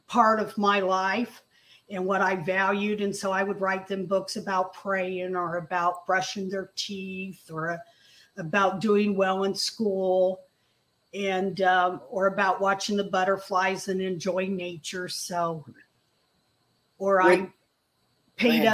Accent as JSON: {"language": "English", "town": "Indianapolis", "region": "Indiana", "country": "United States", "tie": "born or raised there", "said": "I grew up in Indianapolis"}